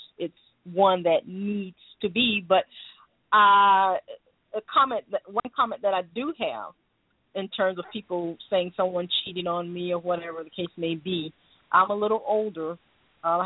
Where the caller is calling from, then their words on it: Tampa, Florida, United States; I'm calling from Tampa, Florida